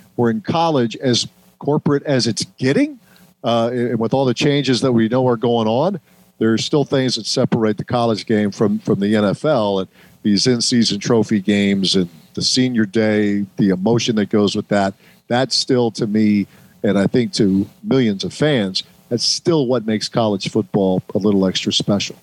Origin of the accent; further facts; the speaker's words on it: Ohio, United States; moved away; I grew up in Ohio